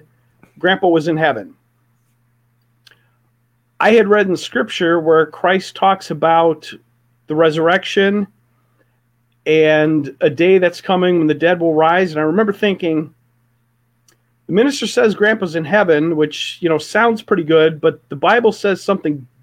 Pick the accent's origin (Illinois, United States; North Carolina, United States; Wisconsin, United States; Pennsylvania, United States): Illinois, United States; Palatine; Willow Creek Community Church, which actually started in my hometown.